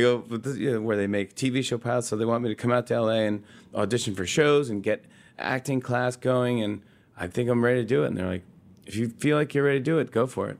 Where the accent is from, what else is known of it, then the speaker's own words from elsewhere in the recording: Saugerties, New York, United States; also born or lived in Brooklyn, New York; I was born in Brooklyn, New York, Bay Ridge, and I was raised in Socrates, New York, upstate New York, very cute town. It's by Woodstock